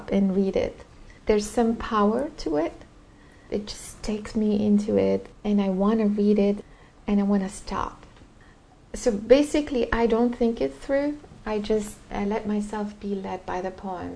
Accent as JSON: {"language": "English", "country": "Lebanon", "tie": "born or raised there", "second_language": "English", "moved": "yes", "said": "growing up in Lebanon"}